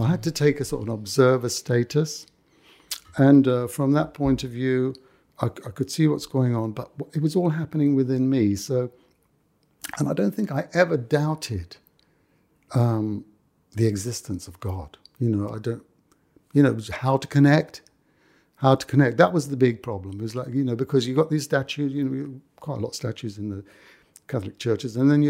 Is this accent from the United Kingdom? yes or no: yes; London, United Kingdom; accent: Cockney; I like grew up in the middle of the West End. You know, I've lost my Cockney accent by now, you can understand.